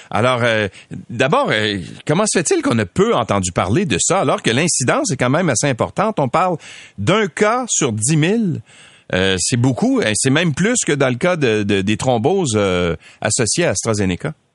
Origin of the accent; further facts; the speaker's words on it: Quebec, Canada; Chez nous au Québec